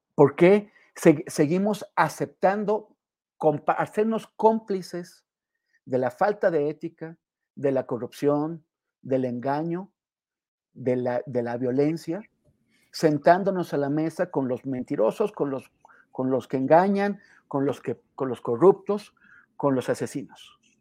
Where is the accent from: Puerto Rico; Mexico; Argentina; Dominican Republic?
Mexico